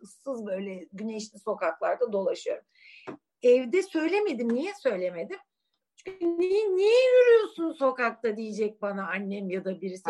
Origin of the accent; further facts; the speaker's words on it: Suadiye, Istanbul, Turkey; ben çocukken Suadiye'de öğlen böyle manyak yürüyüşlere çıkardım